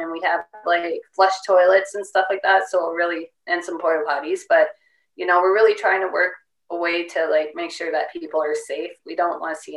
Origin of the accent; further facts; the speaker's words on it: Canada; I'm Canadian and I'm too old